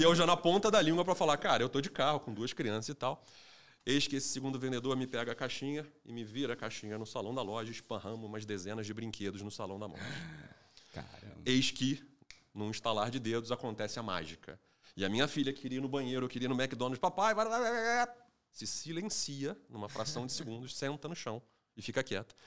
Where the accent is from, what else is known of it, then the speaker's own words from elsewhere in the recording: Rio de Janeiro, Brazil; eu sou carioca também